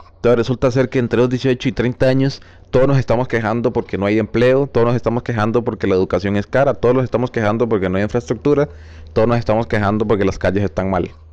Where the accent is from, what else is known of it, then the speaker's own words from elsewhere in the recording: Costa Rica; pertenezco al mismo país, a Costa Rica